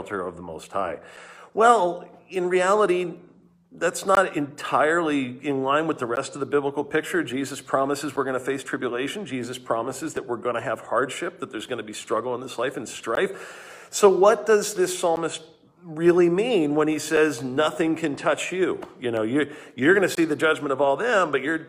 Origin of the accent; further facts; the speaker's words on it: Southern California, United States; moved away; I grew up in Southern California